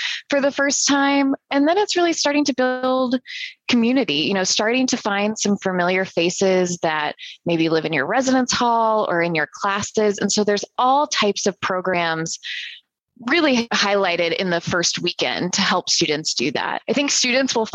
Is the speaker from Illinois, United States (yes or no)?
yes; Central Illinois, United States; born and raised in Central Illinois